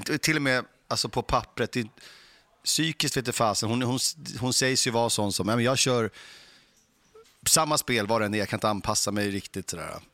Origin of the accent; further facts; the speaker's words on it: Stockholm, Stockholm County, Sweden; de få gånger jag hamnade i en tennishall när jag växte upp var i Mälarhöjden